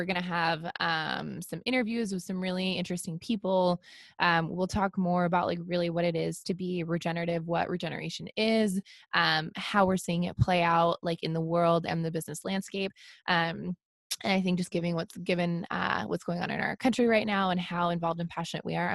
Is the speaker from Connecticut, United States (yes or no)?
no; Washington, United States; also born or lived in Tacoma, Washington; growing up in Washington. Our sky is gray often